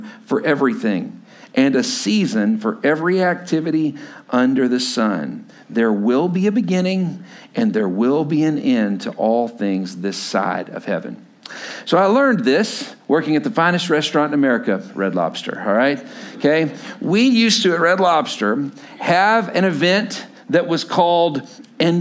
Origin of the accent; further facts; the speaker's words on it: Lubbock, Texas, United States; moved away as an adult; also born or lived in Stillwater, Oklahoma; I grew up in Lubbock, Texas